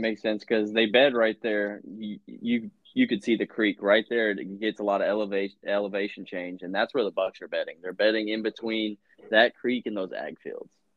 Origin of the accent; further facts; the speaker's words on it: Virginia, United States; I grew up in Virginia hunting